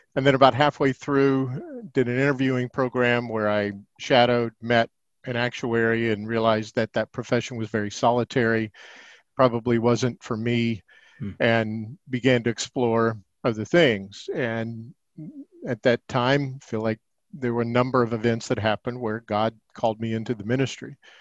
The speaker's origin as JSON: {"language": "English", "town": "Indianapolis", "region": "Indiana", "country": "United States", "tie": "born or raised there", "also_born_or_lived": "Ohio", "said": "I was born in Indianapolis, Indiana"}